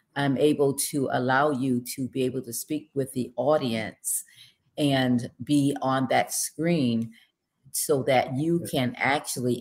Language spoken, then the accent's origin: English; Grand Rapids, Michigan, United States; also born or lived in Cleveland, Ohio / Penny Farms, Florida; we grew up there in Grand Rapids, Michigan. Yeah. Went through all of my schooling there from grade school, middle school, and then high school